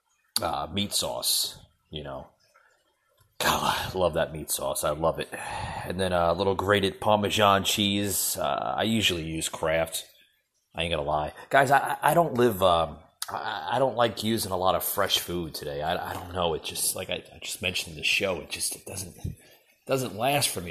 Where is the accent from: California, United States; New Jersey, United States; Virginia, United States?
New Jersey, United States; that I grew up with in New Jersey